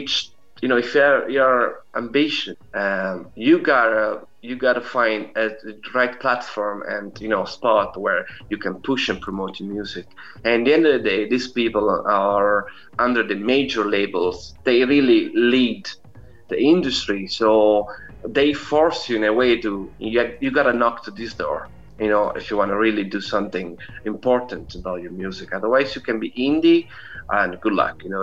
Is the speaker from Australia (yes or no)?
no; Italy; moved away as an adult; now in Ireland; I was born and raised in Italy. So I lived in Italy until I was 26. And then I moved here in Ireland